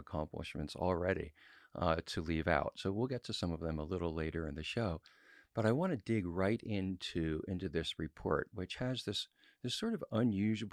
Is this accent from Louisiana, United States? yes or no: no; California, United States; My home state of California